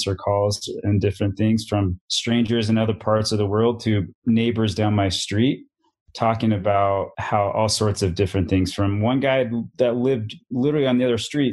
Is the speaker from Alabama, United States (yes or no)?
no; Salt Lake City, Utah, United States; I grew up basically born and raised in Salt Lake City, Utah